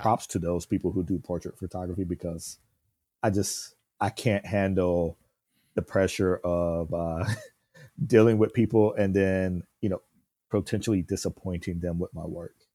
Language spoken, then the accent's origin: English; South Carolina, United States; moved away; growing up in South Carolina